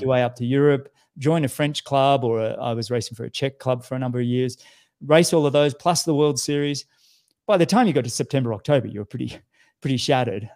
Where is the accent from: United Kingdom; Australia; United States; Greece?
Australia; you know what it's like being an Australian.